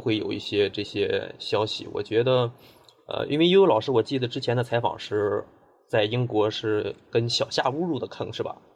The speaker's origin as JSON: {"language": "Chinese", "town": "Dalian", "region": "Liaoning", "country": "China", "accent": "Dalian dialect", "said": "我们大连话"}